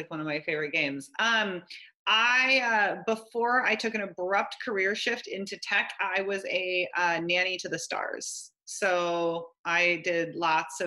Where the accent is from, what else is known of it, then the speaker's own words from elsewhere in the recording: Gig Harbor, Washington, United States; also born or lived in Key Peninsula, Washington / Tacoma, Washington; I'm from the Northwest. I grew up outside of Gig Harbor, which is outside of Tacoma